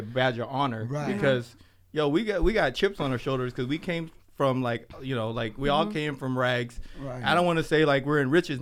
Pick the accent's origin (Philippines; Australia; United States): United States; Seattle, Washington; our days growing up in the Seattle low-income housing projects